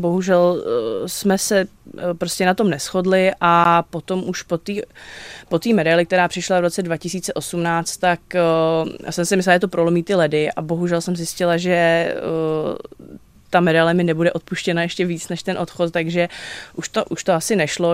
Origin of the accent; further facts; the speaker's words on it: Vrchlabí, Hradec Králové Region, Czechia; já jsem jako z Vrchlabí